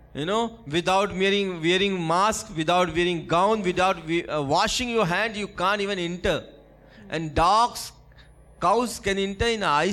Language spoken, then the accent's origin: English; Gorakhpur, Uttar Pradesh, India; I am from Gorakhpur. I am from Uttar Pradesh